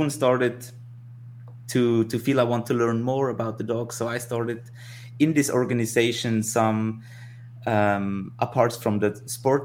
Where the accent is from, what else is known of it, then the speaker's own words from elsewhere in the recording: Tyrol, Austria; I grew up in Tirol, in the Alps, in the mountains.